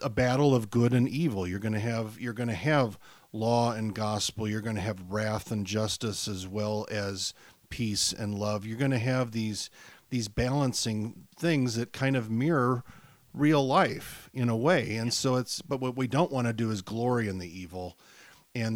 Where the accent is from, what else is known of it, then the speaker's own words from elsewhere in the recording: St. Louis, Missouri, United States; moved away; also born or lived in Fort Wayne; I'm from St. Louis, went to Fort Wayne.